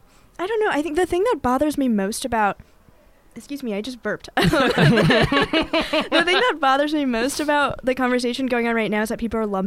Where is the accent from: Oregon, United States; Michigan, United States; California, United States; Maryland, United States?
California, United States; Bay Area; moved away as an adult; also born or lived in Korea (parents); I came from the Bay Area, which I feel like has lots of Asian people.